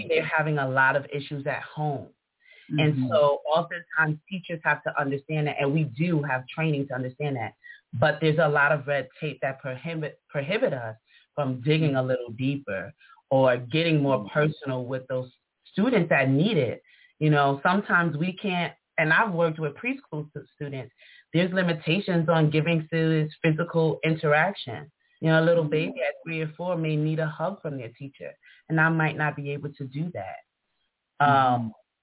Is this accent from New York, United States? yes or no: yes; New York City, New York, United States; moved away as an adult; also born or lived in Buffalo, New York; born and raised in Harlem